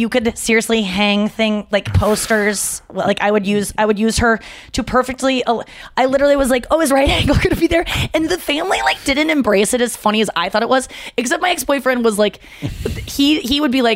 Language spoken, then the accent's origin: English; St. Louis, Missouri, United States; I was from St. Louis